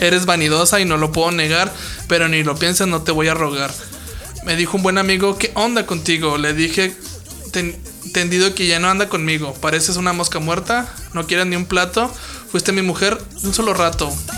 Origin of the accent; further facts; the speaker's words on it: Ciudad Juárez, Chihuahua, Mexico; somos de Ciudad Juárez